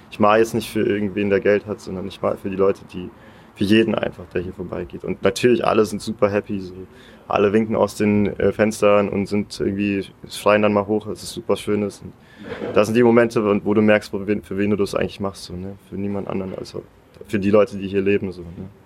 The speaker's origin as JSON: {"language": "German", "town": "Hannover", "region": "Lower Saxony", "country": "Germany", "tie": "born there", "first_language": "Russian", "said": "So, ich, ich bin selber geboren in Hannover, aber ich habe schon einen sehr großen die erste Sprache, die ich gelernt habe, war Russisch."}